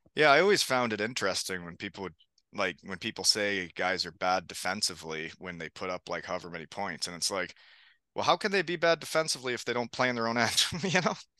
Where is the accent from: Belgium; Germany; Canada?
Canada; Elmira, Ontario; my hometown in Elmira